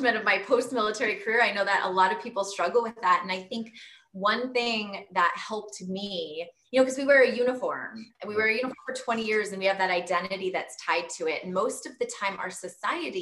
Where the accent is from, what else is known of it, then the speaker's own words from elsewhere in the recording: Southern California, United States; moved away; growing up in Southern California, going to the Air Force Academy